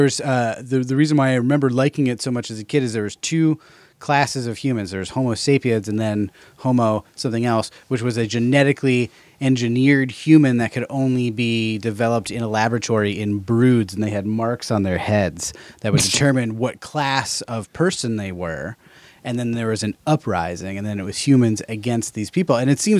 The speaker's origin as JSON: {"language": "English", "country": "Ireland", "said": "I do love it."}